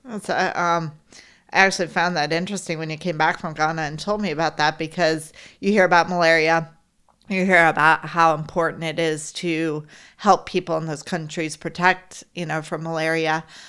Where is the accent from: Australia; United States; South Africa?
United States; Florida; growing up in Florida